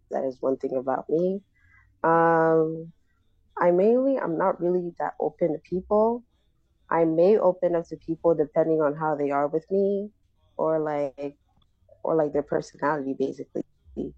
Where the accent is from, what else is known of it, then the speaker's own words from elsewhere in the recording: Philadelphia, Pennsylvania, United States; I am from Philadelphia, Pennsylvania